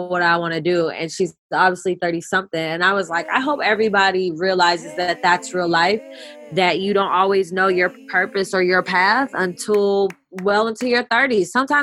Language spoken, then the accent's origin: English; Oakland, California, United States; I am from Oakland, California